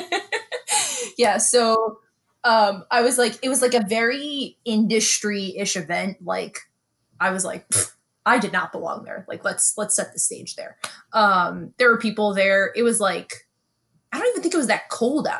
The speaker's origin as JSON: {"language": "English", "town": "New York City", "region": "New York", "country": "United States", "tie": "born or raised there", "moved": "yes", "said": "I grew up in Bensonhurst"}